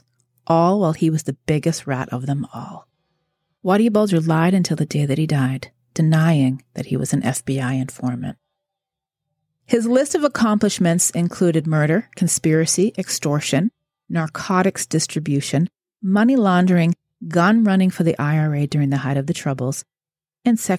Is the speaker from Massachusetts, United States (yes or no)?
yes; a small town outside of Boston, Massachusetts, United States; I'm from Massachusetts. I grew up in a small town outside of Boston, about 30 miles north